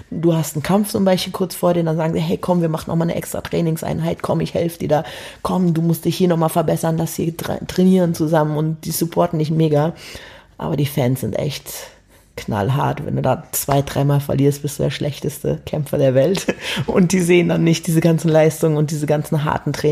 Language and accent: German; Berlin, Germany; also born or lived in Hamburg; also ich komme ja ursprünglich aus Berlin, habe dann in Hamburg gewohnt